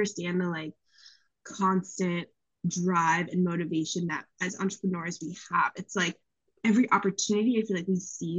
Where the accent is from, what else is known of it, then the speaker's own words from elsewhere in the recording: East Coast, United States; naturally, I'm from the East Coast. I think Verizon's the best.